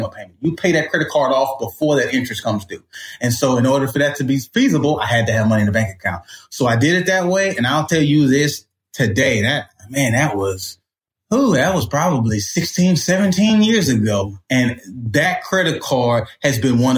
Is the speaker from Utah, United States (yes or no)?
no; Port Arthur, Texas, United States; I grew up in Port Arthur, Texas